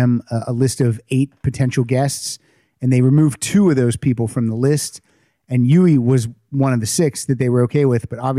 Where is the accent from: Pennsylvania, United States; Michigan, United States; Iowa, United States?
Pennsylvania, United States